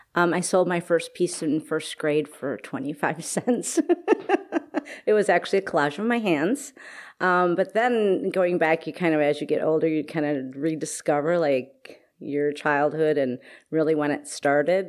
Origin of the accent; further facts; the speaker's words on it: Oak Creek, Wisconsin, United States; I grew up in Oak Creek, Wisconsin. Okay. So I'm a cheesehead.